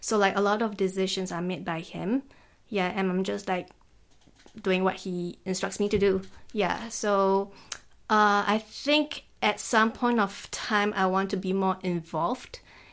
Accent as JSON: {"language": "English", "country": "Singapore", "tie": "born or raised there", "moved": "as an adult", "lives_now": "Taiwan", "said": "I am originally from Singapore. I'm based in Taiwan since 2015."}